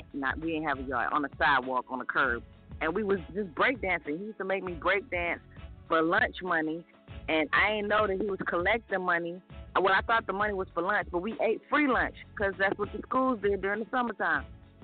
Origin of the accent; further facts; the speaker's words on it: New York, United States; now in Detroit, United States; I'm a Dermite now, but I'm from New York. You got to remember, growing up in New York during the era when these songs was playing, it was something different.